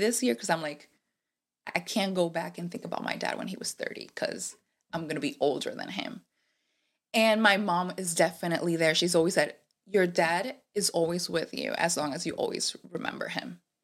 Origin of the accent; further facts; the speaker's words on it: Puerto Rico; first language Spanish; English is a second language; moved away as an adult; also born or lived in Rhode Island, United States; now in United States; I am from P R. I moved recently, well, not recently, it's gonna be five years